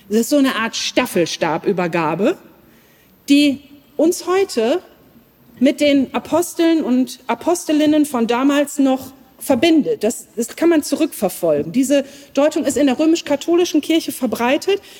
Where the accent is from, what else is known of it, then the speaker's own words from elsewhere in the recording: Lower Saxony, Germany; Als Ostfriesin kenne ich mich da nicht aus